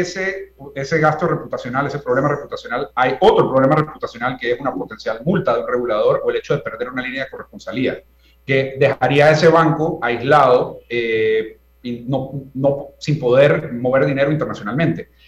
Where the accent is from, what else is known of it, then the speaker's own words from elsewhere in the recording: Panama; yo como panameño de una nueva generación